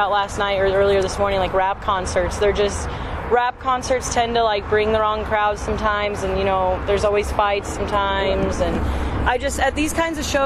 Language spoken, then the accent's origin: English; St. Louis, Missouri, United States; moved away as an adult; now in Kansas City, United States; growing up in St. Louis for a long time